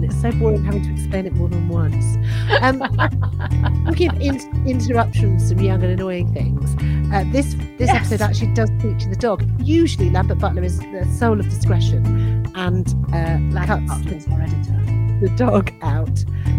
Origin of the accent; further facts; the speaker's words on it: Scotland, United Kingdom; I don't like to talk about it, but I am Scottish.